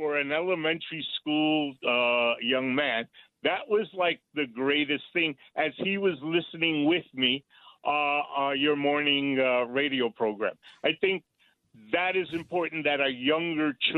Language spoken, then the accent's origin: English; New York City, New York, United States; I was raised on 156th Street and Westchester Avenue back in the days